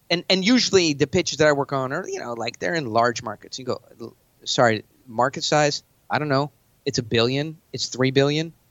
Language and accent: English; New York, United States; now in Scottsdale, United States; I'm from New York.